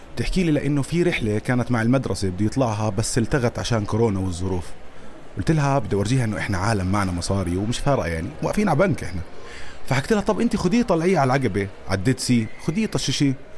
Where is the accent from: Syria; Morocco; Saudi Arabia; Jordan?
Jordan; احنا كاردنيين